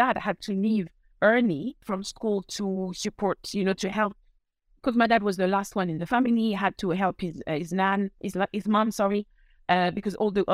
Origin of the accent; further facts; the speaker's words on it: Paris, Île-de-France, France; English is a second language; moved away as an adult; now in United Kingdom; I was born in Paris.